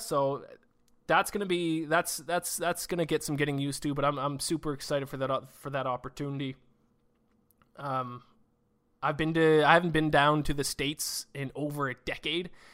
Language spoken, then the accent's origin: English; Canada; also born or lived in Nova Scotia; me being Canadian, uh, living out in Nova Scotia on the East Coast here